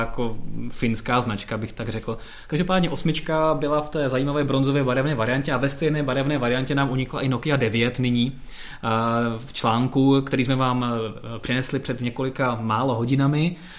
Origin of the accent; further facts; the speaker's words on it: Czechia; jsme Češi